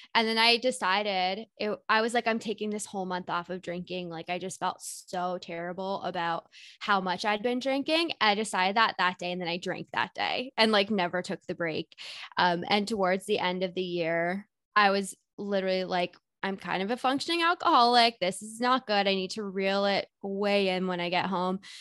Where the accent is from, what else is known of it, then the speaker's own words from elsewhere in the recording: Whitby, Ontario, Canada; moved away as an adult; now in Toronto, Canada; I live in Toronto, Ontario, but I grew up in Whitby, which is just like 45 minutes east of the city